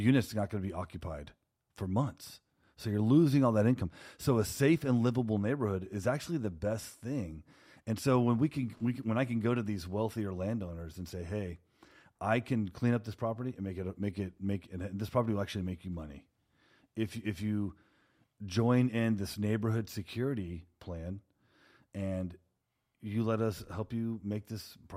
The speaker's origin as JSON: {"language": "English", "town": "Houston", "region": "Texas", "country": "United States", "moved": "yes", "lives_now": "Portland, United States", "said": "I'm from Houston, Texas"}